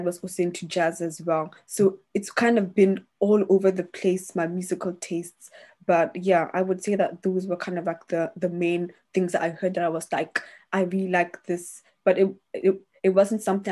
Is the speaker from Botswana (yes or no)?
yes; Botswana; now in London, United Kingdom; I grew up in Botswana